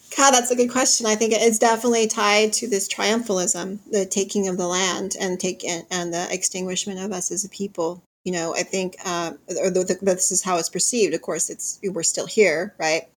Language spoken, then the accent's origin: English; Cleveland, Ohio, United States; I was born in Cleveland